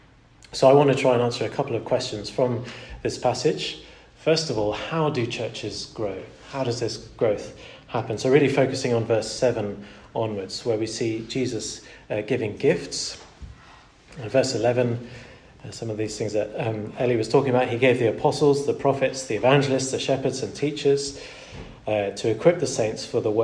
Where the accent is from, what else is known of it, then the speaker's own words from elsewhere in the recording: Portugal; Growing up in Portugal was a real delight in lots of ways